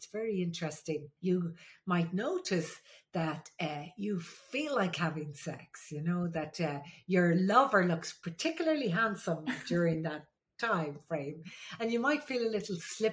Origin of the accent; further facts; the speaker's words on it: Ireland; I'm the Irish midwife